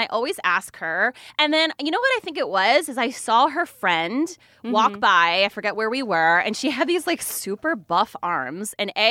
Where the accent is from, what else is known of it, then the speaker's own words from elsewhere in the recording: New Jersey, United States; moved away as an adult; also born or lived in Atlanta, Georgia; I'm from New Jersey.